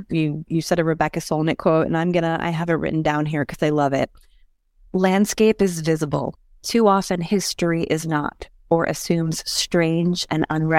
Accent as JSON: {"language": "English", "town": "Monticello", "region": "New York", "country": "United States", "tie": "born or raised there", "also_born_or_lived": "Brooklyn, New York", "said": "I grew up in the Borscht Belt. I was born in Brooklyn, but my parents moved up to what is known as the Borscht Belt in Monticello in 1985 and have been there ever since."}